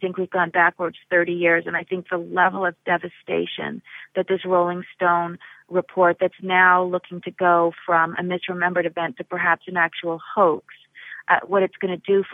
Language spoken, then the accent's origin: English; Berkeley, California, United States; I grew up in Berkeley college campus